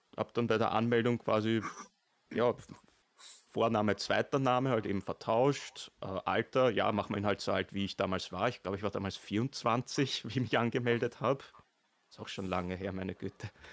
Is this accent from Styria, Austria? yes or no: no; Vienna, Austria; Ich bin ein ah. echter Wiener